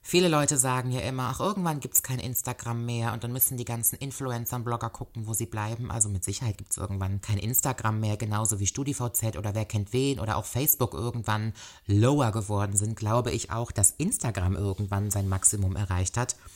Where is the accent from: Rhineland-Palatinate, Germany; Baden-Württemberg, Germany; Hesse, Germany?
Rhineland-Palatinate, Germany; Koblenz; vor allen Dingen hier in meiner Heimatstadt Koblenz.